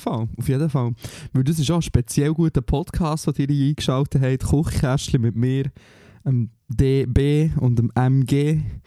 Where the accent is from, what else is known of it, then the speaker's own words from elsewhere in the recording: Switzerland; moved away; wir als Schweizer